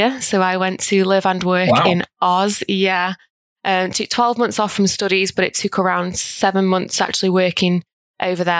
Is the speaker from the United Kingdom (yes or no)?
yes; Stoke-on-Trent, West Midlands, United Kingdom; I grew up in Stoke, still live in the city of Stoke-on-Trent